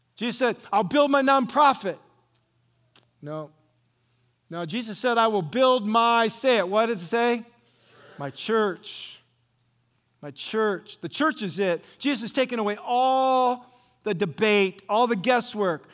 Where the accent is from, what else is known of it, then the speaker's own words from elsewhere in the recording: Northwest Ohio, United States; now in Orange County, California, United States; I grew up in Northwest Ohio on some farm